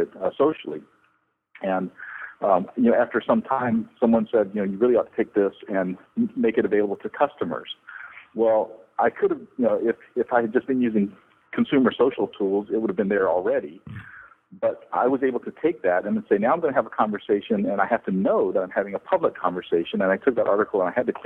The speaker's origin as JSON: {"language": "English", "region": "the South", "country": "United States", "said": "I come from the South here in the U.S."}